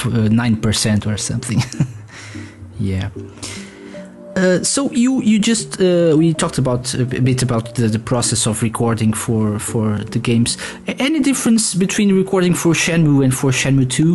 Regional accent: Portugal; I'm from Portugal

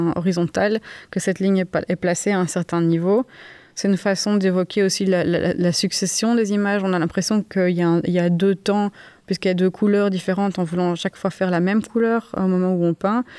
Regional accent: Uccle, Brussels-Capital Region, Belgium; je suis né en 1987 à Uccle, je suis artiste, je vis et je travaille à Bruxelles

